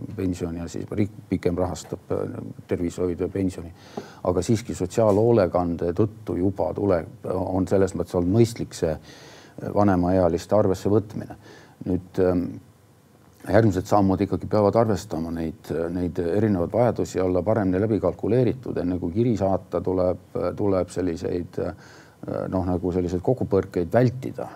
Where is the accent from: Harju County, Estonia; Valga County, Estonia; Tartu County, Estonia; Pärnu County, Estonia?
Tartu County, Estonia; Tartu; üles kasvanud üldse Tartus